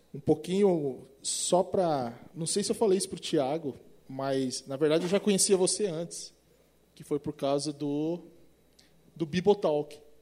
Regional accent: Presidente Prudente, São Paulo, Brazil; accent: caipira; Eu sou caipira do interior de São Paulo, presidente prudente

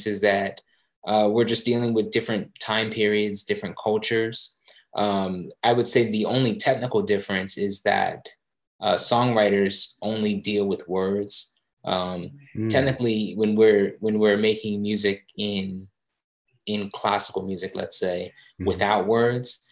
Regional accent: Southampton, New Jersey, United States; moved away as an adult; also born or lived in Willingboro, New Jersey / New York; now in San Francisco, United States; I grew up in a town a little further away from Philly, Southampton, New Jersey

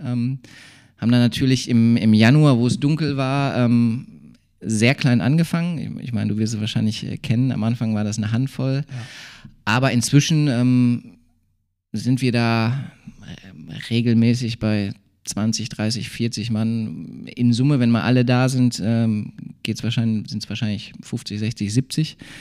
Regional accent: Bottrop, North Rhine-Westphalia, Germany; also born or lived in Bochum; now in Duisburg, Germany; groß geworden bin ich ja in Bottrop, äh, dann Studium in Bochum und jetzt Duisburg.

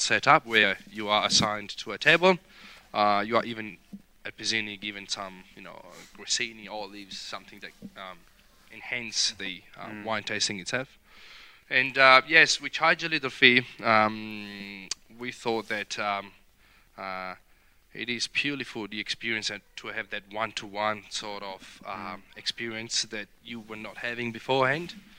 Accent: Rome, Lazio, Italy; accent: Italian; English is a second language; moved away as an adult; also born or lived in Verona area, Italy; now in King Valley, Australia; I was born in Rome

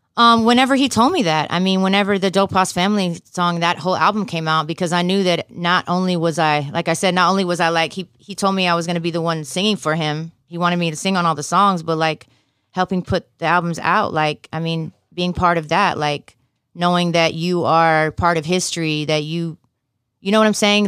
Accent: Fayetteville, North Carolina, United States; also born or lived in Durham, North Carolina / Los Angeles; now in Houston, United States; I was born in Durham, North Carolina, and I was raised in Fayetteville

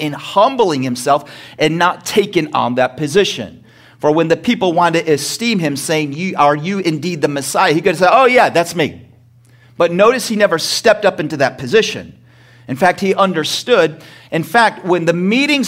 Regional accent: United States; I was born in America

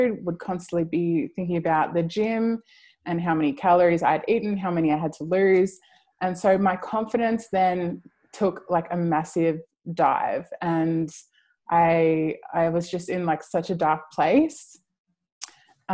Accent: Mildura, Victoria, Australia; Mildura, which is a small town where I grew up

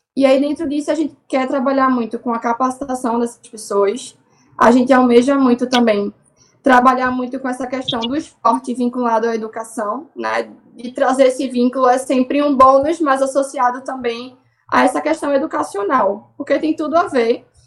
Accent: Recife, Pernambuco, Brazil; Eu sou da Torre da Vila Santa Luzia. Nasci lá e tô lá até hoje.

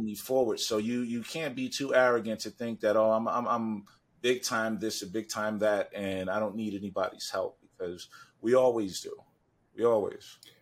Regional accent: New York City, New York, United States; I'm from Harlem

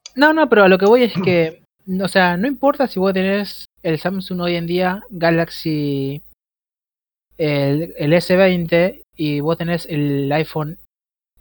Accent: Rosario, Santa Fe, Argentina; Pandolfo y yo somos de Rosario

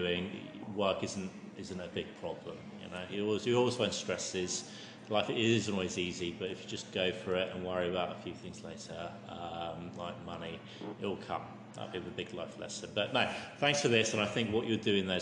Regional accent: England, United Kingdom; me as an Englishman

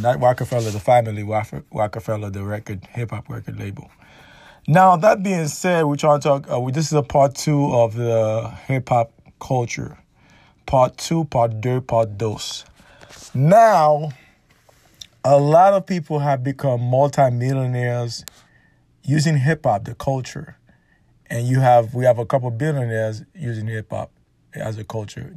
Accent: New York City, New York, United States; also born or lived in Caribbean; when I was growing up in New York City, Brooklyn, New York, precisely

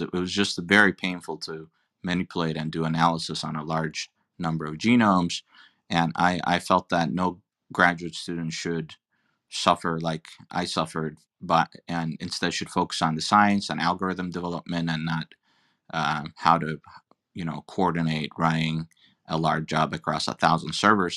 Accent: Turkey; moved away; I'm an immigrant. I'm originally from Turkey

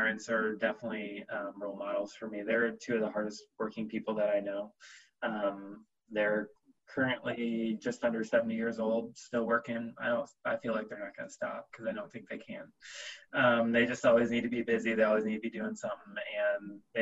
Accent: Cleveland, Ohio, United States; also born or lived in Columbus, Ohio; I grew up outside of Cleveland

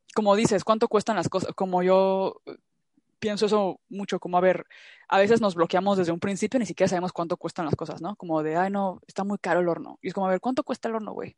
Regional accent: Mexico; now in Europe; siento que mexicanos somos muy de, ya luego veo

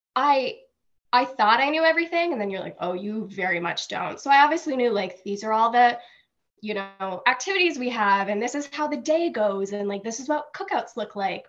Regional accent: Franklin, United States; I'm from Franklin.

